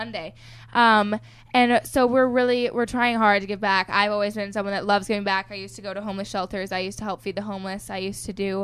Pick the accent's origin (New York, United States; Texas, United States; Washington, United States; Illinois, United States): Washington, United States; Seattle; now in Arizona, United States; I'm from Seattle, Washington, my hometown, reppin' Seattle